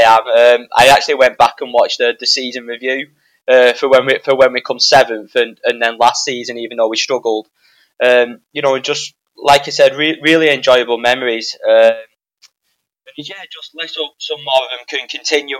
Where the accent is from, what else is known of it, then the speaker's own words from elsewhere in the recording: Wigan, North West England, United Kingdom; I'm not from Burnley, from Wigan